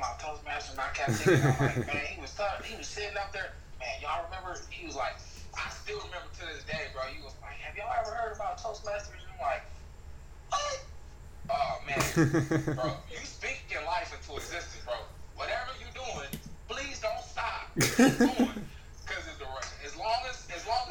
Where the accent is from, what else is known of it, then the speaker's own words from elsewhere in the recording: South Bend, Indiana, United States; We grew up from here in South Bend, Indiana